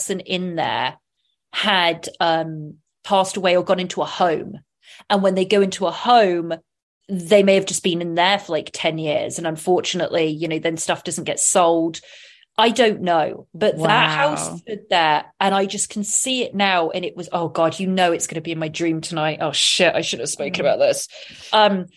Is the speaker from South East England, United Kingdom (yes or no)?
yes; Oxfordshire, South East England, United Kingdom; I was brought up in County of Oxfordshire, which is about 40 to 50 miles west of London